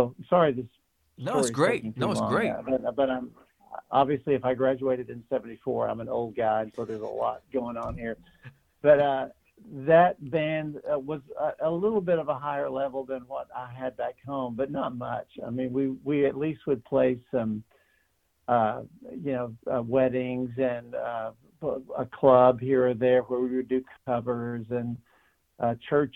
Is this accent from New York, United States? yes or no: no; Andrews, Texas, United States; also born or lived in Tennessee; now in Nashville, United States; It's where I grew up, and native Texans are just kind of that way